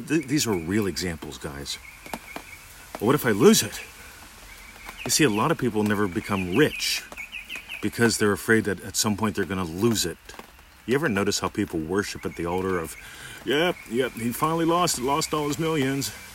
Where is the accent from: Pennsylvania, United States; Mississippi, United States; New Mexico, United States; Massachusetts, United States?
Pennsylvania, United States; Pittsburgh; moved away as an adult; now in Australia; how would I see my hometown if I went there visiting it? Because I'm a citizen of Australia now. How would I see the Pittsburgh airport visiting it